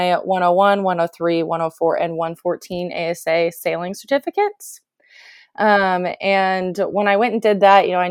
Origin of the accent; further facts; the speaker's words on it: Illinois, United States; I was born and raised in Illinois in the USA in a very small town